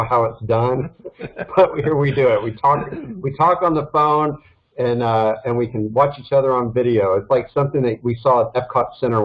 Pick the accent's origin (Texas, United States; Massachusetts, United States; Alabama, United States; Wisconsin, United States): Texas, United States; Dallas; moved away as an adult; also born or lived in Los Angeles, California; I'm born and raised in Dallas, Texas.